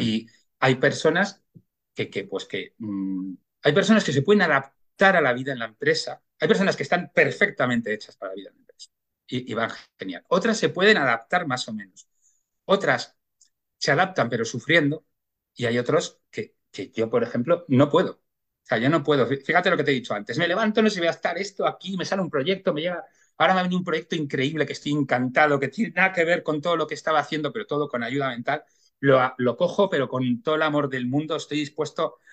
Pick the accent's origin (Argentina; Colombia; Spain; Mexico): Spain; Bilbao, Basque Country; yo nací en Bilbao y, bueno, en mi infancia pues fue además en una época en la cual eh, pues Bilbao era, era muy industrial, gris